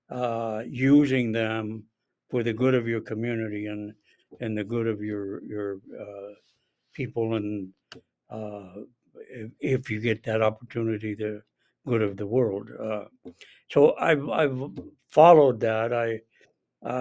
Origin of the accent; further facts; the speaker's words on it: Santa Fe, New Mexico, United States; now in Albuquerque, United States; I was born and raised in Santa Fe